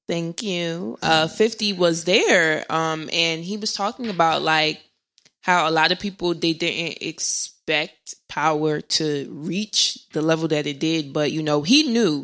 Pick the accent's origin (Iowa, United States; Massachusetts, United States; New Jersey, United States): New Jersey, United States; also born or lived in Irvington, New Jersey; I'm from North Jersey